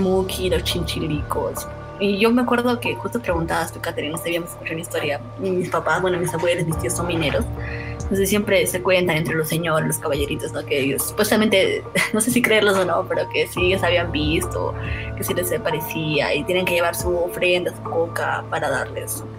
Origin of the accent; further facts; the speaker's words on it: Moquegua, Peru; moved away; en mi pueblo, en Moquegua, una leyenda muy conocida era la del toro del Cerro Baúl